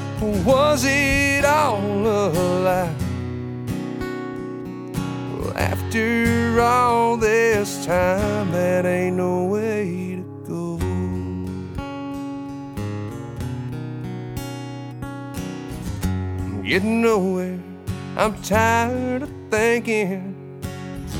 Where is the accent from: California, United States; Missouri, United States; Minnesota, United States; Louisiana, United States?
California, United States; Bakersfield; I'm from Bakersfield, California